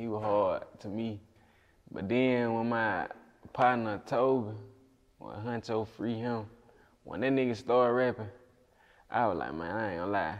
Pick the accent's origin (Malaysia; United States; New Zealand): United States; Greenwood, Mississippi; also born or lived in Memphis, Tennessee; I wasn't just necessarily always in Greenwood. Really, I was back and forth, I'm gonna say. I was in Memphis and I was in Greenwood